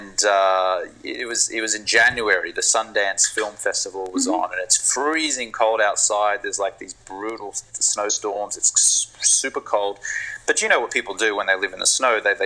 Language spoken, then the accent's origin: English; Brisbane, Queensland, Australia; moved away; I grew up in Brisbane in Australia on the East Coast